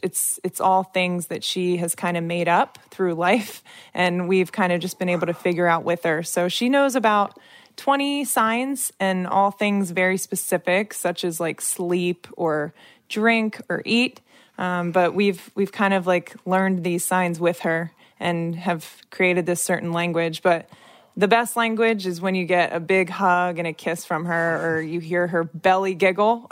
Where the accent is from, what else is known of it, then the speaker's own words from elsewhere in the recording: Wilmington, Delaware, United States; moved away as an adult; also born or lived in Chicago; now in Washington, D.C., United States; I grew up in Wilmington, Delaware.